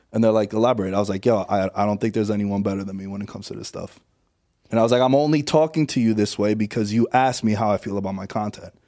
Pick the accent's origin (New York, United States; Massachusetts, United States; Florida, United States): New York, United States; New York City; moved away as an adult; now in Las Vegas, United States; I'm from Queens originally